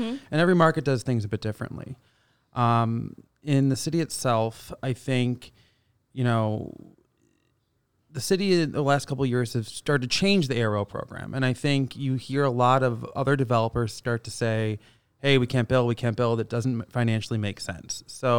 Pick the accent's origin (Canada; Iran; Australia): Canada; moved away as an adult; now in United States; we came down here from Canada and, you know, we've done, you know, we call it 7-8 years ago, we came down to the States.